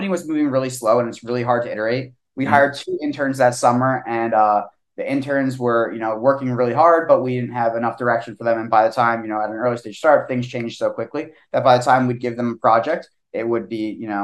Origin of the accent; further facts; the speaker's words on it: Eastern Pennsylvania, United States; moved away as an adult; also born or lived in Pittsburgh / Washington, District of Columbia, United States; now in Austin, United States; me and Austin actually grew up together. We're both from Eastern PA